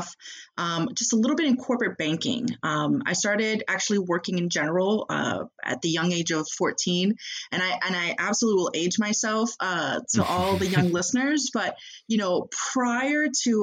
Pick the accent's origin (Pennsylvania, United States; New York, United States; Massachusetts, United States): Massachusetts, United States; Boston; moved away as an adult; now in Chicago, United States; my home state, hometown of Boston, Massachusetts